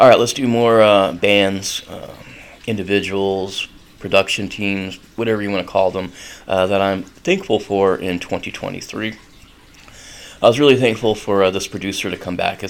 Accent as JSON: {"language": "English", "region": "North Carolina", "country": "United States", "tie": "born or raised there", "moved": "yes", "lives_now": "Gainesville, United States", "said": "I grew up in North Carolina, so it would be weird if you got to school and you did not smell like cigarettes when I was growing up"}